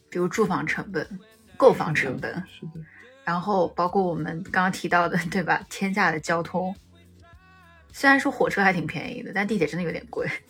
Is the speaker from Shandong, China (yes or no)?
no; Wuhan, Hubei, China; 作为一个武汉人